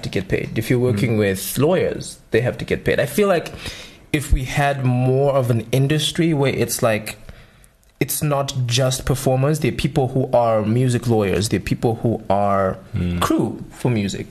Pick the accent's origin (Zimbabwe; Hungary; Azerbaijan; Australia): Zimbabwe; Gweru, Midlands; moved away; I'm originally from Gweru